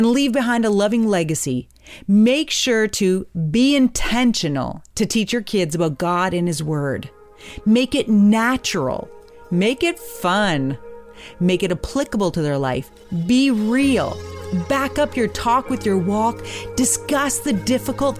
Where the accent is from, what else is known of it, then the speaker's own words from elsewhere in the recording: Hamilton, Ontario, Canada; my hometown, Hamilton, Ontario